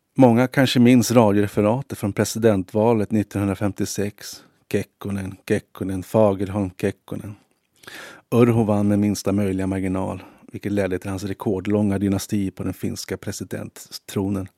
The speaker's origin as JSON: {"language": "Swedish", "town": "Stockholm", "region": "Stockholm County", "country": "Sweden", "tie": "born or raised there", "also_born_or_lived": "Tensta", "moved": "as an adult", "lives_now": "Helsinki, Finland", "said": "tog vi tunnelbanan hem till Gärdet och Östermalm"}